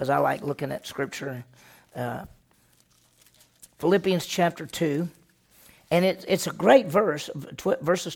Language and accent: English; Meridian, Mississippi, United States; growing up in Meridian, Mississippi